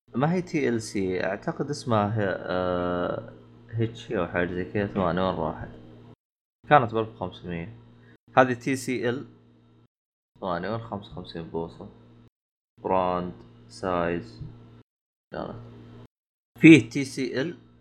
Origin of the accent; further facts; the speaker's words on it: Saudi Arabia; عندنا بالسعوديه